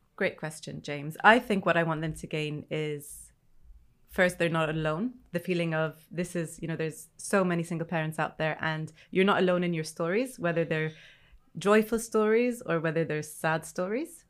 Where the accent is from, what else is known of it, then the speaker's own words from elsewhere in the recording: Egypt; now in United Kingdom; I'm originally not from the U K, I'm originally from Egypt